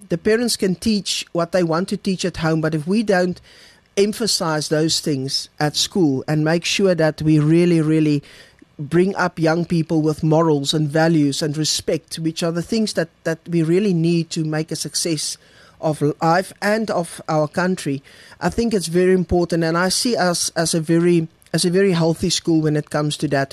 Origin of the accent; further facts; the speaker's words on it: Bloemfontein, Free State, South Africa; moved away as an adult; also born or lived in Kroonstad / Viljoenskroon; I'm born and bred in the Free State. Um, coming, born in Bloemfontein, school there, university there